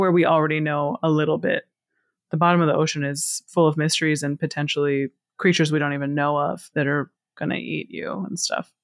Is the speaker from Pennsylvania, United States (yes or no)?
yes; Pittsburgh, Pennsylvania, United States; I grew up in Pittsburgh, Pennsylvania, and I lived in the city of Pittsburgh on the south side for the first ten years of my life, and then moved to a rural area.